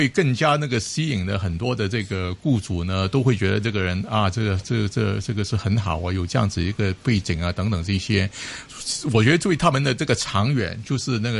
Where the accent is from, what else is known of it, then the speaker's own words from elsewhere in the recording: Hong Kong; 尤其我们香港人呢